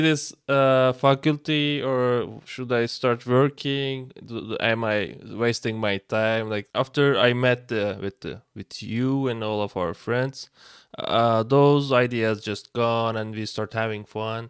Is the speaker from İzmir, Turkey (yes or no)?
yes; İzmir, Turkey; now in Istanbul, Turkey; I'm from Turkey, I'm from Izmir, but currently I live in Istanbul